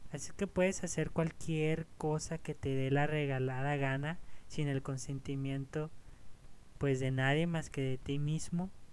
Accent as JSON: {"language": "Spanish", "town": "Ciudad Juárez", "region": "Chihuahua", "country": "Mexico", "tie": "born or raised there", "said": "en esta ciudad, en Ciudad Juárez, aquí mi, mi ciudad de origen."}